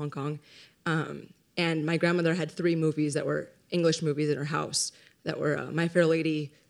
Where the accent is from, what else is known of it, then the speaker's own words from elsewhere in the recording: Los Angeles, California, United States; I'm from Los Angeles as well, and my mother is also Chinese, and she's one of 8 children. They came over from Hong Kong.